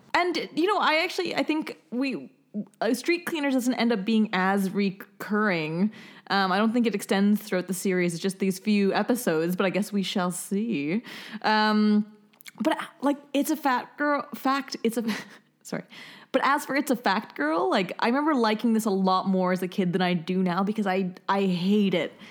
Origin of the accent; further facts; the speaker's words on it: Canada; moved away